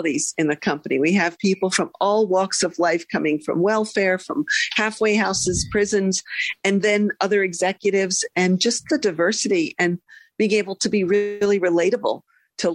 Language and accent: English; Philadelphia, Pennsylvania, United States; I'm from Philadelphia, and I'm the oldest of two girls.